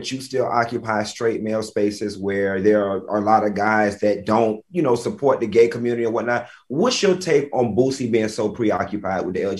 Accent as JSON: {"language": "English", "town": "Miami", "region": "Florida", "country": "United States", "said": "I'm from Miami, Florida, baby."}